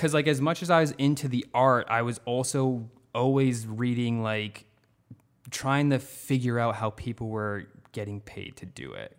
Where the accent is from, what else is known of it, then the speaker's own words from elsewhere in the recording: North Attleboro, Massachusetts, United States; I grew up in North Attleboro, which I still live in North Attleboro